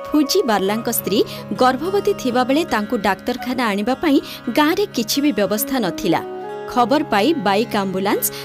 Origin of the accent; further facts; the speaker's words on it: Maledi Ghaghripada, Sundargarh district, Odisha, India; ଆଶା ଗାଁ ହେଉଛି ମାଲେଡ଼ି ଘାଘାରିପଡ଼ା